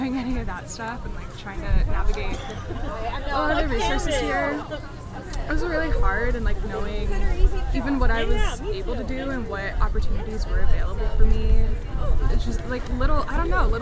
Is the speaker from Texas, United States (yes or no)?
yes; Houston, Texas, United States; moved away as an adult; now in Colorado, United States; I'm originally from Houston, and so I'm really hoping to like go back home